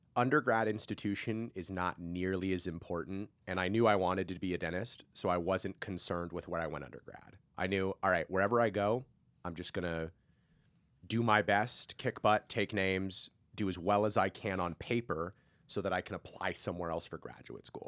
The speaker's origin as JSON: {"language": "English", "town": "Seattle", "region": "Washington", "country": "United States", "tie": "born or raised there", "moved": "as an adult", "lives_now": "California, United States"}